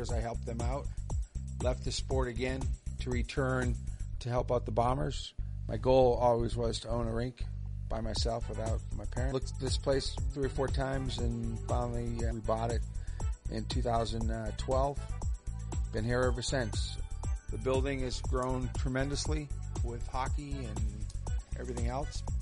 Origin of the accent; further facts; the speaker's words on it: Boston, Massachusetts, United States; moved away as an adult; now in Dayton, United States; Boston. I moved here in 1988 owned a few businesses. My first hockey situation here in Dayton was at Sports Plus. You know, I played hockey in Boston.